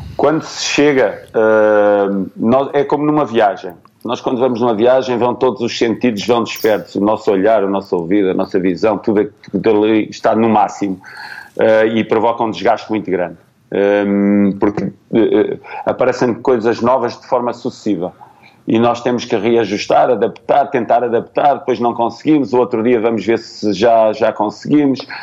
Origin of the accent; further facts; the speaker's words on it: Portugal; moved away as an adult; foi a primeira vez que eu saí de Portugal